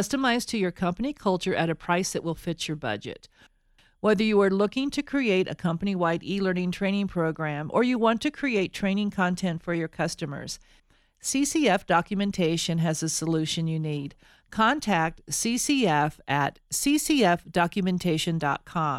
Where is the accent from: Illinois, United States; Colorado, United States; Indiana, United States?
Colorado, United States; Denver; I'm a Denver native also, or Colorado native